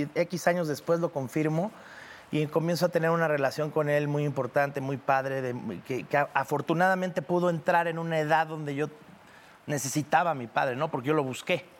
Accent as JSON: {"language": "Spanish", "town": "Cancún", "region": "Quintana Roo", "country": "Mexico", "tie": "born or raised there", "said": "Yo crecí en Cancún"}